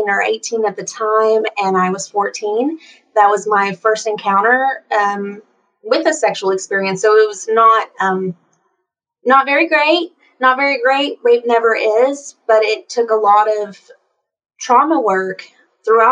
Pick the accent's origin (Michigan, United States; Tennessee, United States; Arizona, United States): Tennessee, United States; East; I grew up in East Tennessee in a pretty low-income household